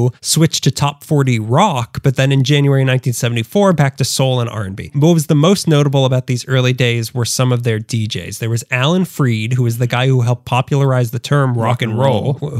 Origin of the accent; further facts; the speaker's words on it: Texas, United States; But I'm from Texas.